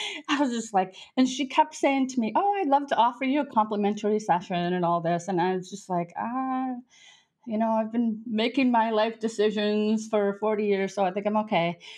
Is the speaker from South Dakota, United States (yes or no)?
yes; South Dakota, United States; moved away as an adult; also born or lived in France; now in Nice, France; I grew up in South Dakota.